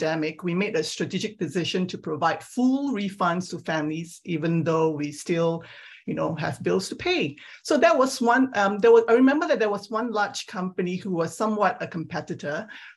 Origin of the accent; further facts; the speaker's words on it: Singapore; moved away as an adult; also born or lived in Perth, Australia / Geneva, Switzerland / London, United Kingdom / Milwaukee, United States; now in California, United States; I grew up in Singapore